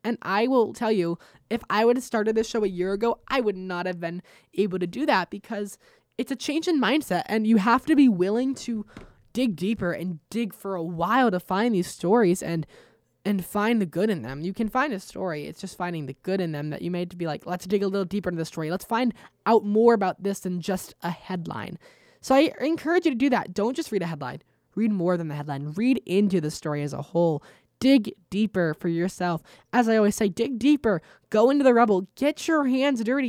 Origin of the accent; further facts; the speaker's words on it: United States; as an American